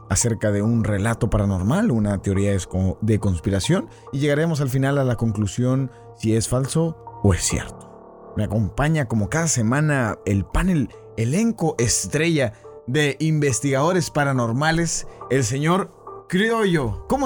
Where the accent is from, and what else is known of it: Argentina; accent: Argentine